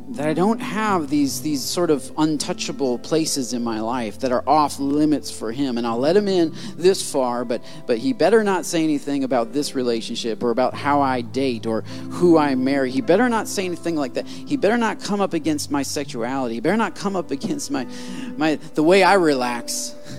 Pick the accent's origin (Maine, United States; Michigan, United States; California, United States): Michigan, United States; I'm from Michigan